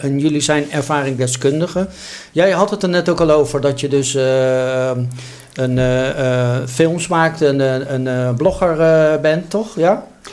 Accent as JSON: {"language": "Dutch", "country": "Netherlands", "said": "als Nederlanders, als mensen in één land"}